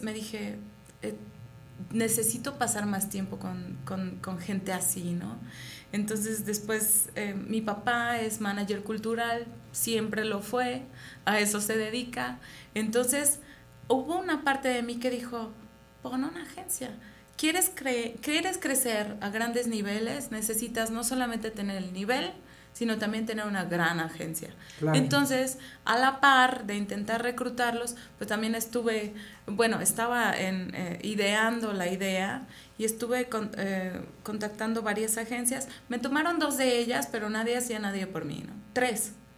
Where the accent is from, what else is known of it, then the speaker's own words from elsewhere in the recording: Mexico; moved away as an adult; now in Vienna, Austria; yo como buena mexicana